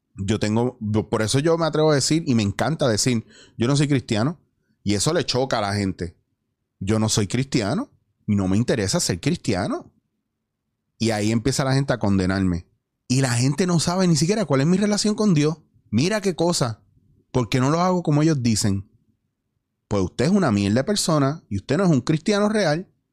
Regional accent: Puerto Rico; moved away as an adult; also born or lived in Spain / New York; yo extrañaba Puerto Rico

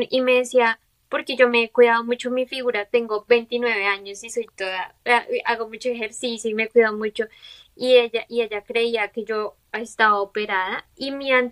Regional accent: Colombia; moved away as an adult; also born or lived in Bogotá; now in United States; somos de Colombia

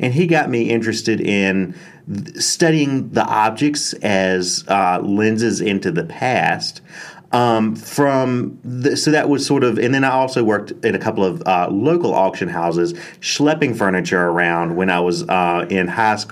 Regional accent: Lunenburg County, South Central Virginia, United States; I was born and raised in South Central Virginia in a sort of a rural community about an hour south of Richmond, a place called Lunenburg County.

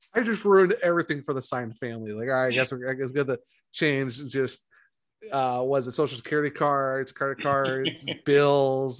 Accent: Ohio, United States; also born or lived in North Carolina; now in South Carolina, United States; I'm originally from Ohio

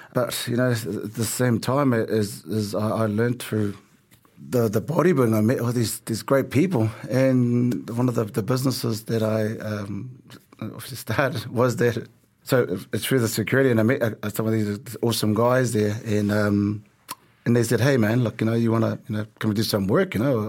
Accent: Auckland, New Zealand; also born or lived in Tonga; So our family, we all had to work, um, growing up in South Auckland

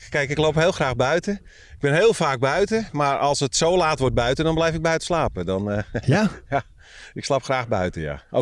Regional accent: North Holland, Netherlands; Nou, ik kom uit de Zaanstreek. Dat is ook precies datzelfde moeras. En hetzelfde type mens.

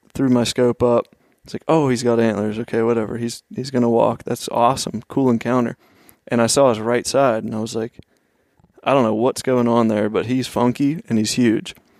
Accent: Oakmont, Pennsylvania, United States; I grew up just outside of Pittsburgh, um, maybe twelve miles east in a little town, Oakmont

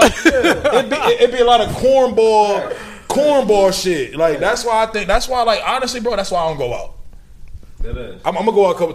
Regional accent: Minnesota, United States; Minnesota is, I love my home state

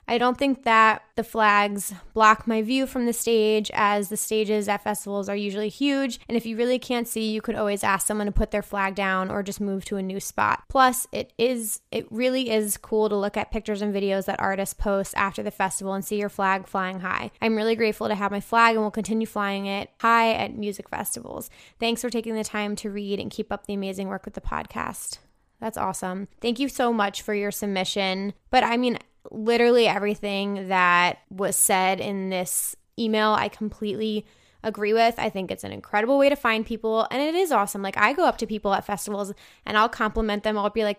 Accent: Michigan, United States; I'm from Michigan, where Electric Forest is held, so I have a ton of friends that go

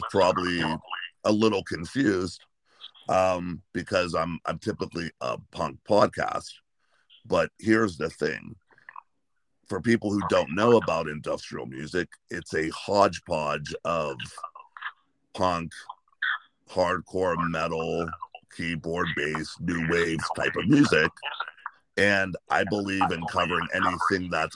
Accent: Sharon, Pennsylvania, United States; I grew up in Sharon

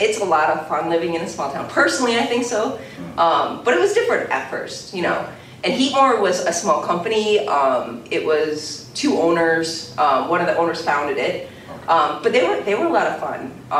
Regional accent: Williams, Minnesota, United States; moved away as an adult; also born or lived in Holland, Michigan / Warroad, Minnesota; I grew up in Williams or Lake of the Woods. I went to Lake of the Woods High School.

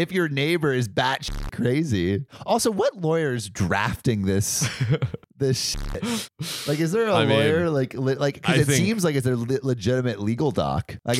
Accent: California, United States; I'm from California.

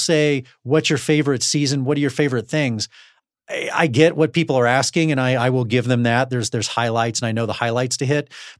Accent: Texas, United States; grew up in Texas, so I need space.

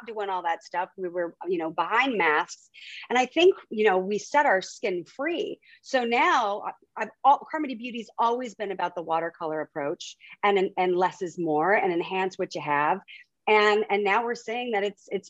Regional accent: Huntington Beach, California, United States; moved away as an adult; also born or lived in Miami / Europe; now in New York City, United States; So we grew up in Huntington Beach, California.

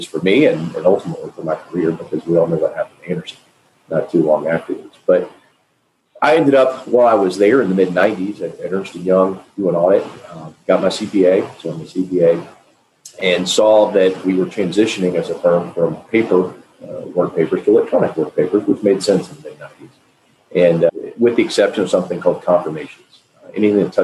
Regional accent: Nashville, Tennessee, United States; I'm from Nashville, Tennessee, grew up here

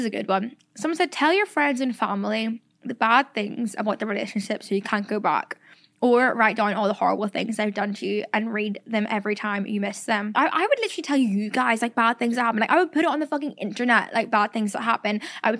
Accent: Ireland; accent: Irish; I've lost my accent so much and I hate it. Like every time I post a TikTok talking, everyone's like, where'd her Irish accent go? And like, obviously when I say shore or toil or myrrh or anything, that is very Irish still.

